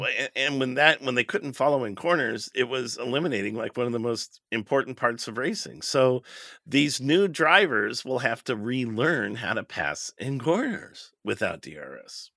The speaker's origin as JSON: {"language": "English", "country": "United States", "said": "We're American"}